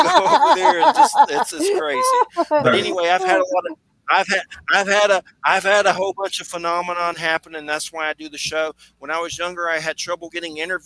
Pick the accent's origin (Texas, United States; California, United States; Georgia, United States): Georgia, United States; now in Florida, United States; I was born in Georgia and I'm in Florida